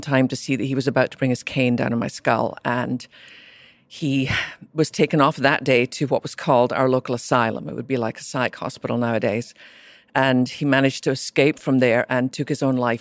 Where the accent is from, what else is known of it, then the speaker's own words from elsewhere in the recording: Scotland, United Kingdom; I was born in Scotland to a mum and dad who really loved Jesus, which would not be unusual in America. But in Scotland, where less than 2% of our population even went to church